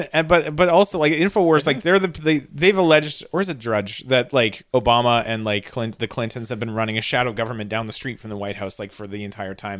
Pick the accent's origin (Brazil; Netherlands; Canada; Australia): Canada; as a Canadian